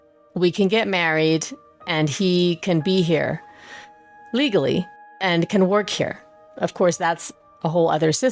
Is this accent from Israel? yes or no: no; Germany; born there; You know, I was born in Germany, so I would like to keep that.